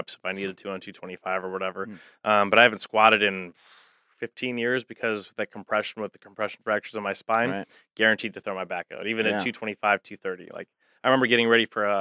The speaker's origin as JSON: {"language": "English", "town": "Albuquerque", "region": "New Mexico", "country": "United States", "also_born_or_lived": "Cincinnati, Ohio", "moved": "yes", "said": "I'm from Albuquerque originally"}